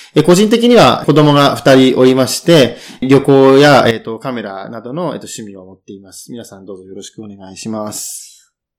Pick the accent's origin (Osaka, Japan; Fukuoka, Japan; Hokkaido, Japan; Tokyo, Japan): Tokyo, Japan; 生まれは東京